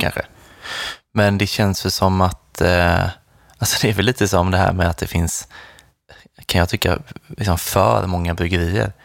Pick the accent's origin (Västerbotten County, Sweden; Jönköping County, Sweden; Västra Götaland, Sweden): Jönköping County, Sweden; Nässjö; i Nässjö, där jag kommer ifrån